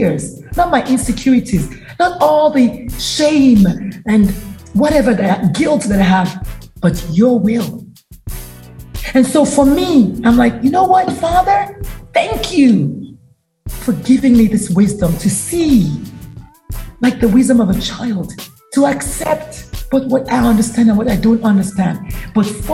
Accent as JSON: {"language": "English", "country": "Nigeria", "moved": "yes", "lives_now": "United States", "said": "I'm Nigerian, proudly so"}